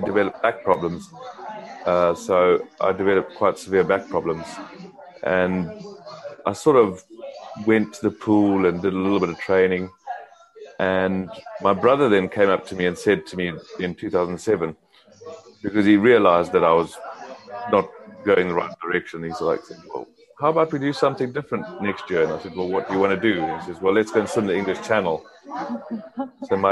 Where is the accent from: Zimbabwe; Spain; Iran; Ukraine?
Zimbabwe; Growing up in Zimbabwe in Africa, I did a lot of sport